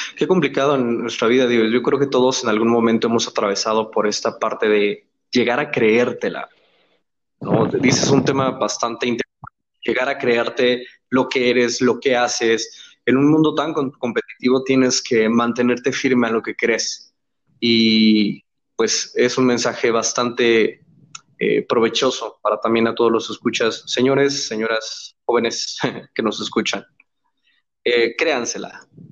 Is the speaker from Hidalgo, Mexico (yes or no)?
yes; Pachuca, Hidalgo, Mexico; somos paisanos, de hecho, los tres por si ya estábamos en esa, en este tenor, los tres somos de Pachuca